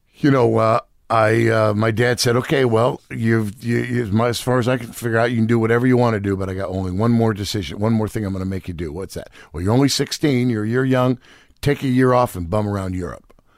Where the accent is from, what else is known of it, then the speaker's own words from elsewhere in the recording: Marin County, California, United States; also born or lived in New York City; I grew up in Marin County, California